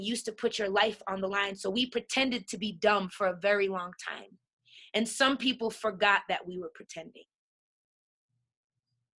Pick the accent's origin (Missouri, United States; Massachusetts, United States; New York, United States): New York, United States; moved away; also born or lived in Colorado; I'm from New York. In New York, I come from Hollis, Queens